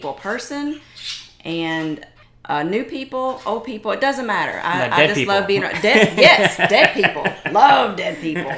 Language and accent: English; upstate South Carolina, United States; also born or lived in Tennessee; I am originally from Tennessee. I grew up, although, in the upstate of South Carolina for majority of my years